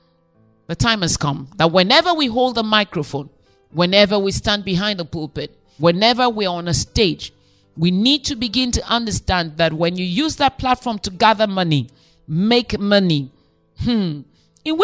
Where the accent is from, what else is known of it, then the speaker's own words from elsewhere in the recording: Nigeria; I'm Nigerian